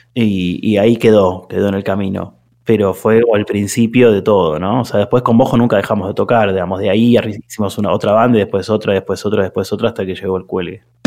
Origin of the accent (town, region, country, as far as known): Argentina